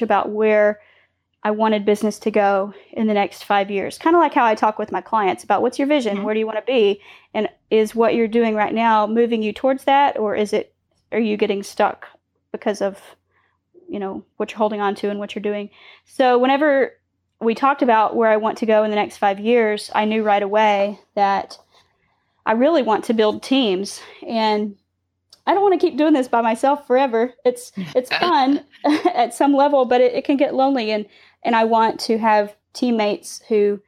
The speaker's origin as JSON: {"language": "English", "town": "Dallas", "region": "Texas", "country": "United States", "also_born_or_lived": "Ann Arbor", "moved": "yes", "lives_now": "Waco, United States", "said": "I'm from the Dallas area."}